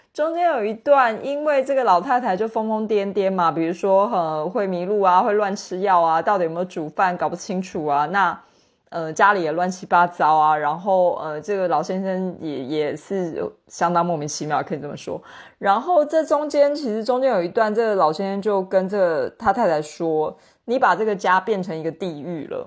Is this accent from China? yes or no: no; Taiwan; 身为台湾人，因为我们是一个老龄社会嘛，就是比如说像我住在台北市